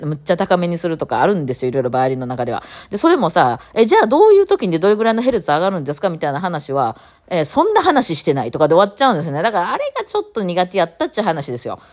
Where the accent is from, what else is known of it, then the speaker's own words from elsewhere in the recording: Japan; 日本にこう生まれ育ってると、無宗教